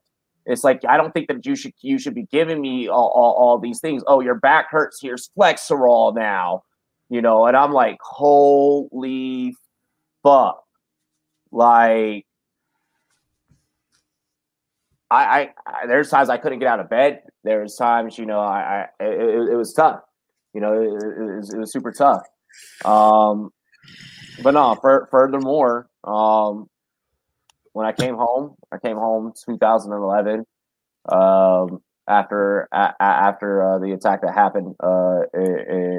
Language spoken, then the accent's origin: English; Washington, District of Columbia, United States; moved away as an adult; now in Colorado, United States; I'm this kid from Southeast DC